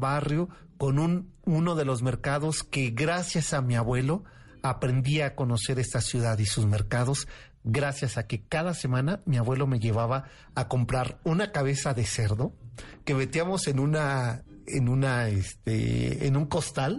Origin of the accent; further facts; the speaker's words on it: Mexico City, Mexico; yo nací en la Peralvillo